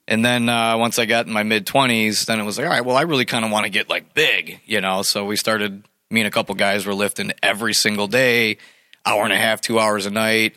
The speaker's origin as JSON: {"language": "English", "town": "Clarkston", "country": "United States", "tie": "born or raised there", "said": "I grew up in Clarkston, and uh, I played for the hockey team"}